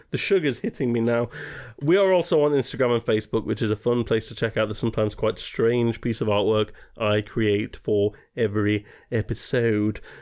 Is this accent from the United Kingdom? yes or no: yes; England, United Kingdom; as English people